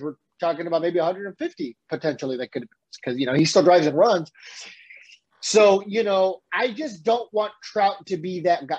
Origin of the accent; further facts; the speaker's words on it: San Diego, California, United States; I grew up in San Diego